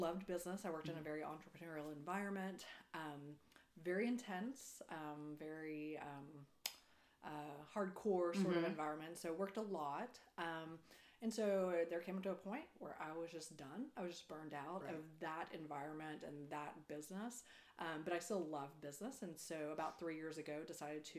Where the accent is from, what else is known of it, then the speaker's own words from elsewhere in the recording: Perryton, Texas, United States; moved away as an adult; also born or lived in Denver / Austin / Houston; Then moved to Perryton. And I grew up there, lived there until I went to college